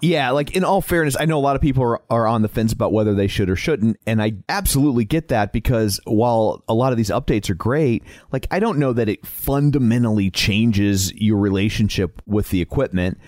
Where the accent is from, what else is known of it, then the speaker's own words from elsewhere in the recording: Midwest, United States; accent: Midwest; my Midwest accent